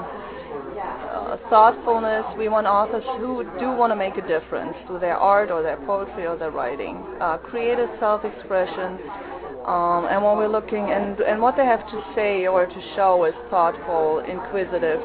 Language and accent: English; Germany; now in United States; as I grew up in Germany